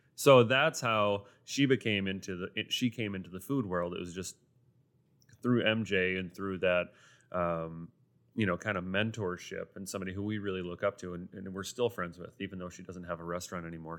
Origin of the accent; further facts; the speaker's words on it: Sioux Falls, South Dakota, United States; also born or lived in France / New York City / Rapid City; born and raised in Sioux Falls